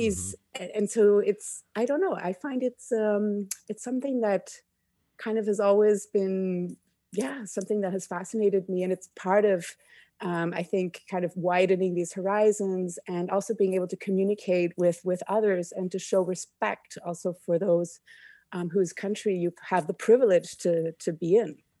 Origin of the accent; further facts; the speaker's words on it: Canada; moved away as an adult; also born or lived in India / Egypt / Cambodia / Germany; I never really quite felt a hundred percent at home in Canada growing up.